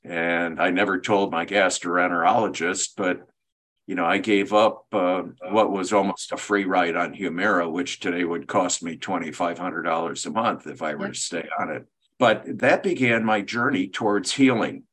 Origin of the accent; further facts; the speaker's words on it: Michigan, United States; I grew up in Michigan